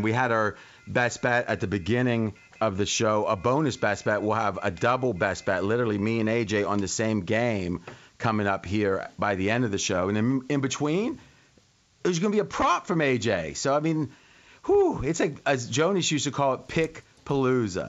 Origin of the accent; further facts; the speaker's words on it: Ohio, United States; moved away; I grew up in Ohio, about an hour from Pittsburgh